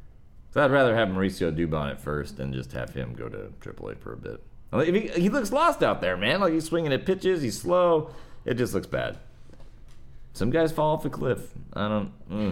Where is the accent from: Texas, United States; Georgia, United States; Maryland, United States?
Texas, United States; Rio Grande Valley; I'm from the Rio Grande Valley.